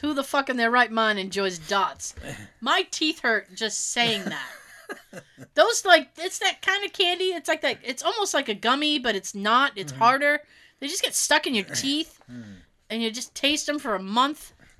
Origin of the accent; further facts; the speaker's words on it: Australia; I grew up in Australia. We don't really do Halloween.